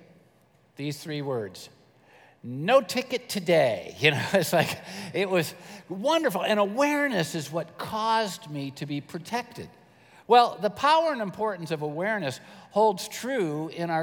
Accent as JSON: {"language": "English", "country": "United States", "said": "I'm an American"}